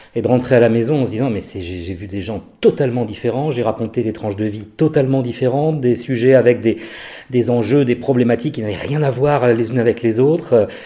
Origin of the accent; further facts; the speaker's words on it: Brest, Brittany, France; moved away as an adult; now in Lille, France; je suis breton, je suis brestois